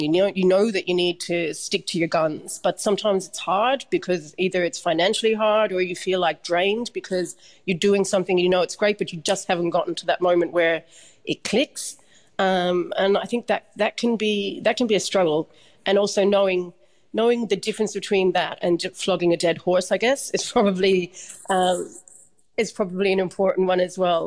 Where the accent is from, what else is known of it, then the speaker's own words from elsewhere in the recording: Dublin, Leinster, Ireland; I'm from Dublin, Ireland, and we do this thing called um, transition year before you go to do your leaving cert